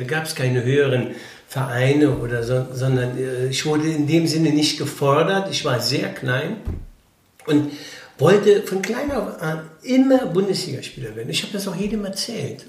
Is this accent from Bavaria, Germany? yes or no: no; Rittersdorf, Rhineland-Palatinate, Germany; ich bin in Bitburg, also in Rittersdorf, groß geworden, in einem Ort mit 1000 Einwohnern